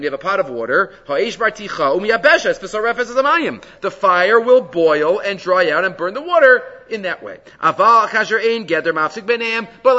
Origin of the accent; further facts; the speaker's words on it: New York City, New York, United States; I grew up in Far Rockaway.